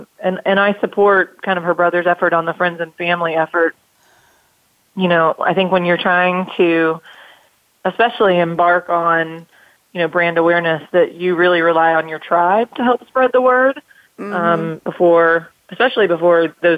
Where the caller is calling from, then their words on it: Greenville, South Carolina, United States; I'm calling from Greenville, South Carolina.